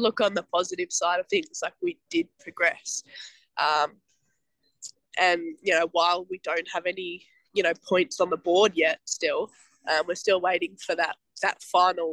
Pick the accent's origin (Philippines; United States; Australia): Australia; Sydney, New South Wales; also born or lived in Melbourne; As a Sydney sider in Melbourne